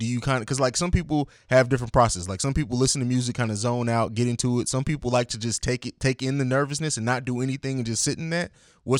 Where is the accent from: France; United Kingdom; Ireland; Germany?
Germany; also born or lived in Italy / St. Louis; now in Columbus, United States; I grew up in Germany, lived in Italy, moved to St. Louis, and then I came here.